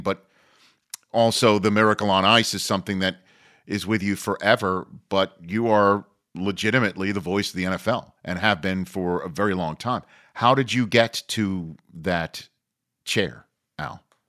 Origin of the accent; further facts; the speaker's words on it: New York, United States; Jewish kid growing up in New York